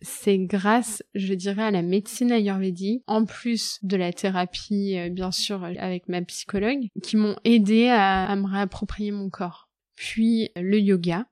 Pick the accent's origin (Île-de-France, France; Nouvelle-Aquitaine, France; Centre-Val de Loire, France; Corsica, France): Centre-Val de Loire, France; Loir-et-Cher; Je viens du Loir-et-Cher. C'est une région que j'adore, où il y a toute ma famille.